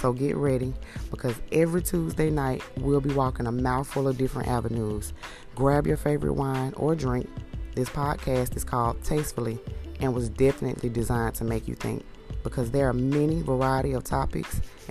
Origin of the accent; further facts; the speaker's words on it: Atlanta, Georgia, United States; also born or lived in Palmetto, Georgia; I was born and raised in Atlanta, Georgia